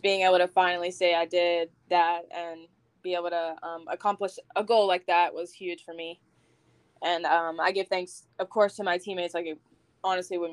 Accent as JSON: {"language": "English", "town": "Huntington", "region": "West Virginia", "country": "United States", "tie": "born or raised there", "also_born_or_lived": "Barboursville, West Virginia", "said": "So I grew up mainly in Huntington, moved out to Barbersville, which isn't too far. So I was always in Huntington."}